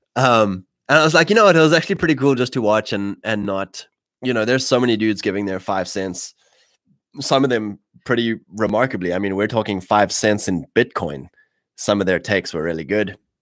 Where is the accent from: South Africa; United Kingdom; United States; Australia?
South Africa; Drakensberg, KwaZulu-Natal; in my area, where I grew up in the Drakensberg